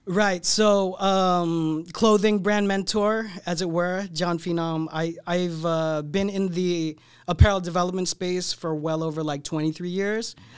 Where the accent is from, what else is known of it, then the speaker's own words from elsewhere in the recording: San Diego, California, United States; moved away as an adult; also born or lived in Torrance; now in Los Angeles, United States; I grew up in San Diego